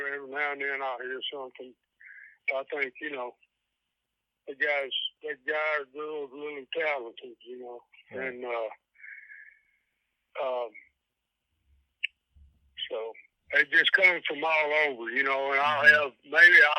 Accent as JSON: {"language": "English", "region": "Kentucky", "country": "United States", "said": "I come from Kentucky and, you know, probably ain't never going to live anywhere else."}